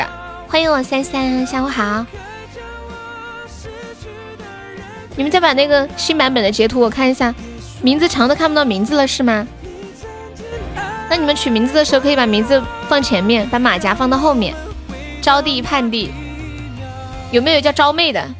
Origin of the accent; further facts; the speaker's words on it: Harbin, Heilongjiang, China; 对，我是哈尔滨的，哈尔滨道里的。我真是东北的。